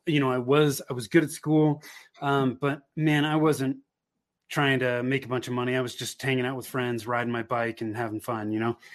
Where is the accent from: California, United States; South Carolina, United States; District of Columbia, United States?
California, United States; Bay Area, Northern; moved away as an adult; now in Denver metro area, United States; I grew up in Northern California in the Bay Area